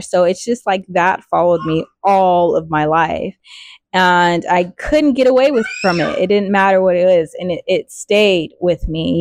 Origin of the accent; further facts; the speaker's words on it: Riverside, California, United States; I grew up in Riverside, California, raised by my grandparents.